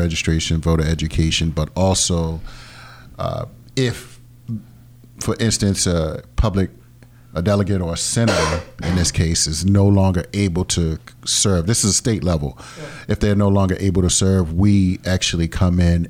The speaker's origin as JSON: {"language": "English", "town": "Baltimore", "region": "Maryland", "country": "United States", "tie": "born or raised there", "said": "I'm born and raised in Baltimore."}